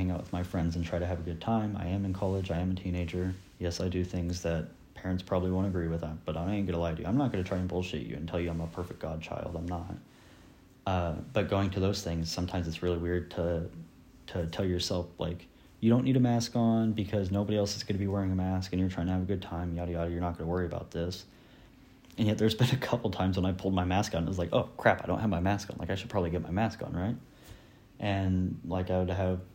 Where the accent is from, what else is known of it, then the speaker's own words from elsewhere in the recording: Sabetha, Kansas, United States; moved away as an adult; now in Emporia, United States; The last time I went back to my hometown to visit family and such, it felt weird for me because in Sabetha, it's not mandated that we wear a mask in public